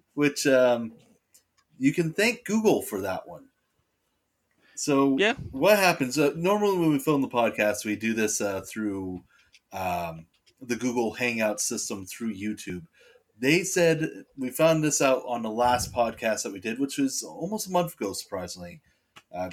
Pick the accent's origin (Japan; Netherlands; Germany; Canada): Canada; we're Canadian